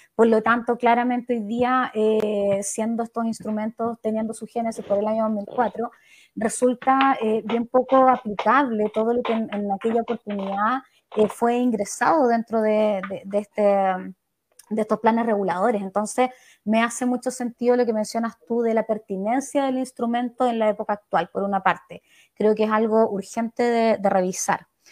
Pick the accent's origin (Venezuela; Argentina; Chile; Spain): Chile; Coyhaique, Aysén; coyaiquinas, ayseninas, madre, socióloga de profesión